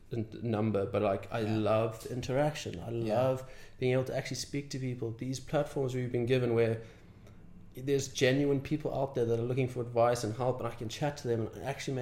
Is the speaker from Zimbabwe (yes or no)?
yes; Zimbabwe; moved away; my upbringing in Zimbabwe.